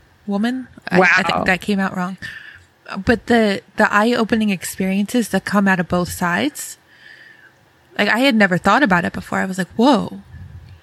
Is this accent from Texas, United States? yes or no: no; Rochester, New York, United States; I grew up in Rochester, New York, so not far from Canada